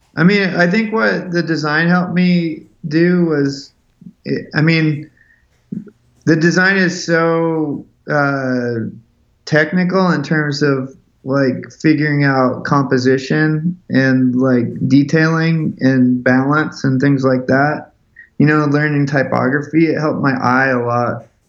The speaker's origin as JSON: {"language": "English", "town": "Seattle", "region": "Washington", "country": "United States", "tie": "born or raised there", "said": "I grew up in Seattle, Washington"}